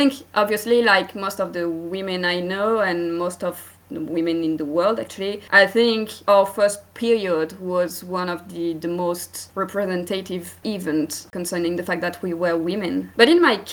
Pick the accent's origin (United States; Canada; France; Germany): France; accent: French; English is a second language; I'm from France. You may hear it by my accent